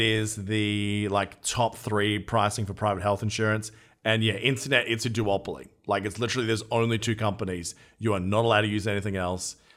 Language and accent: English; Australia; as an Australian